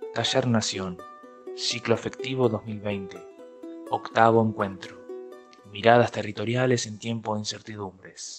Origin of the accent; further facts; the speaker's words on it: Uruguay; moved away as an adult; now in Argentina; soy arquitecto uruguayo, nacido en Uruguay y estudié en Uruguay